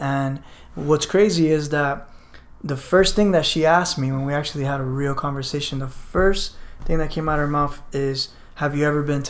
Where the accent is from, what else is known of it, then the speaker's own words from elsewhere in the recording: Barranquilla, Atlántico, Colombia; No, I'm a family friend. I'm from Barranquilla.